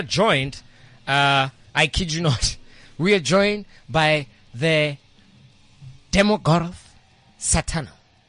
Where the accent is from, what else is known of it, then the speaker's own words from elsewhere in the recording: South Africa; I'm from Midlands, man.